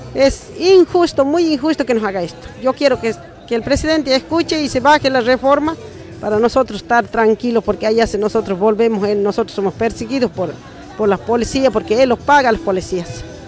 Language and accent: Spanish; Santa Rosa, Cochinoca, Jujuy, Argentina; Vengo de la comunidad de Santa Rosa, departamento Cochinoca, localidad Arapampa.